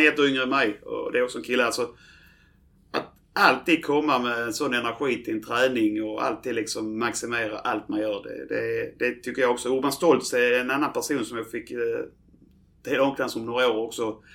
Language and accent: Swedish; Landskrona, Skåne, Sweden; jag är ju född i Landskrona